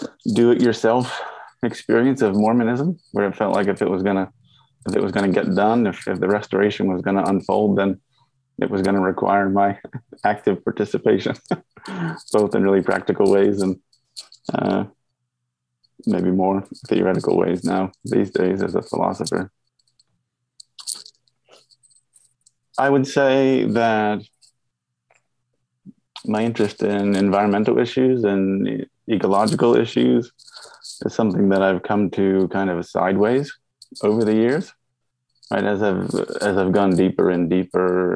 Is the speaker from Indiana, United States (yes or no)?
no; Pennsylvania, United States; now in McKinney, Texas, United States; I grew up in Pennsylvania, out in the rural Appalachian Hills